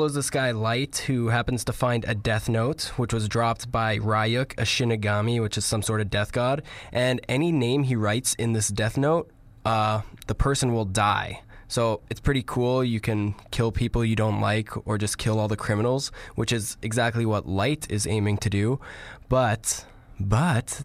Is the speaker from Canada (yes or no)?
yes; Canada; we're Canadian